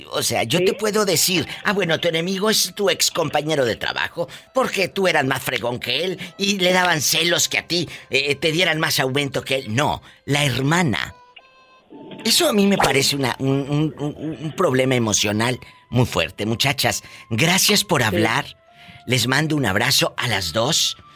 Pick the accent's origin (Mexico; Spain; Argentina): Mexico; Jalisco; Ah, yo pensaba que porque soy de Jalisco